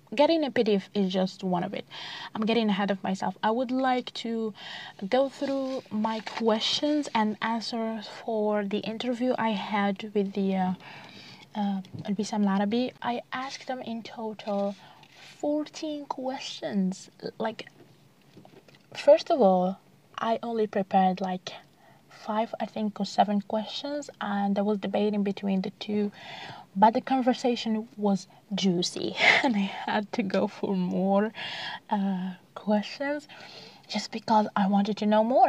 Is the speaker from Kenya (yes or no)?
no; Algeria; here in the country, like uh, most of people uh, read in French